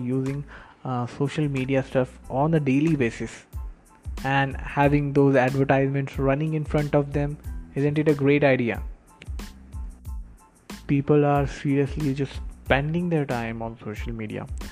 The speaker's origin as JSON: {"language": "English", "town": "Karad", "region": "Maharashtra", "country": "India", "tie": "born or raised there", "also_born_or_lived": "Pune", "said": "also in Karad, my hometown"}